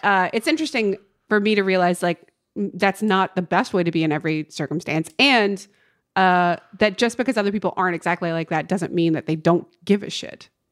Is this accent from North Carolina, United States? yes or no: yes; North Carolina, United States; moved away as an adult; now in Los Angeles, United States; my hometown in North Carolina.